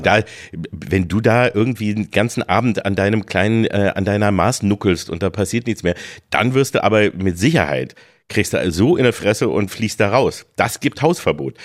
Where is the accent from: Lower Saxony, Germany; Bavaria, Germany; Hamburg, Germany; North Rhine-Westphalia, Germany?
Lower Saxony, Germany; Peine; now in Berlin, Germany; Bei uns hieß es Schützenfest in Peine